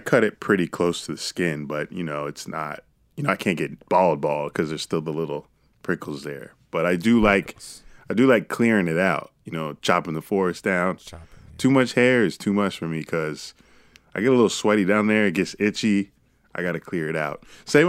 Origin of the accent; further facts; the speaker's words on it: India; I'm an Indian woman.